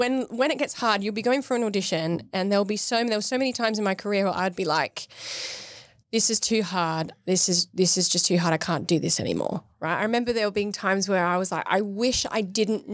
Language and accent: English; Australia; now in United Kingdom; I'm from Australia.